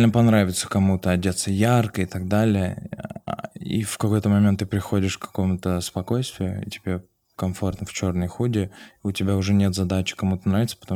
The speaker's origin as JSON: {"language": "Russian", "town": "Vladikavkaz", "region": "North Ossetia–Alania", "country": "Russia", "moved": "yes", "said": "когда я приехал из Владикавказа. У меня вообще не было денег."}